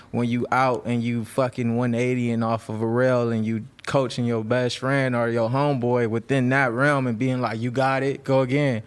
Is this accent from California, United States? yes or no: yes; Los Angeles, California, United States; I'm from the Crenshaw district. I'm, like, born and raised in the Ab